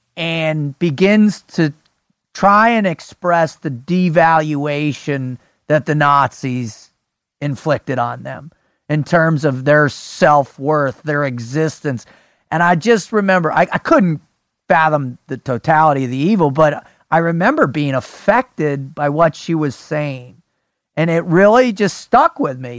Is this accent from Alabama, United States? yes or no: no; South Florida, United States; growing up in South Florida